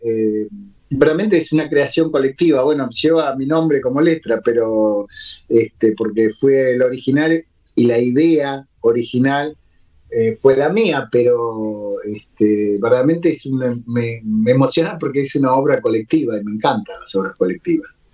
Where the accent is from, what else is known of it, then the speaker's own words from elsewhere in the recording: Buenos Aires, Argentina; now in Ushuaia, Argentina; yo nací en Capital también y viví muchos años